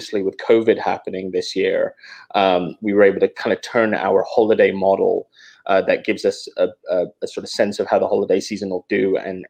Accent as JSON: {"language": "English", "region": "England", "country": "United Kingdom", "also_born_or_lived": "Atlanta, United States", "moved": "yes", "lives_now": "Oakland, United States", "said": "So I'm originally from England. And then when I moved to the US, I moved to Atlanta with my family."}